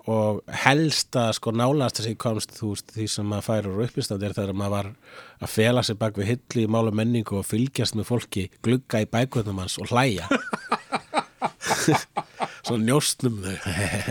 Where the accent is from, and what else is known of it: Reykjavík, Capital Region, Iceland; born or raised there; also born or lived in Svarfaðardalur, North Iceland / Sweden / Amsterdam, Netherlands